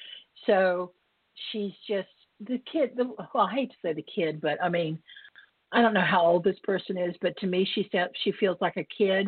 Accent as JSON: {"language": "English", "region": "the South", "country": "United States", "said": "I'm from the South, and I actually did go to finishing school"}